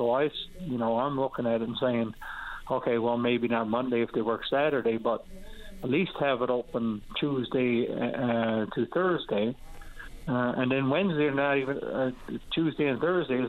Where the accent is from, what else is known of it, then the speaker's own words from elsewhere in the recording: Happy Valley-Goose Bay, Newfoundland and Labrador, Canada; I'm from Goose Bay, and the dump is open 9-to-5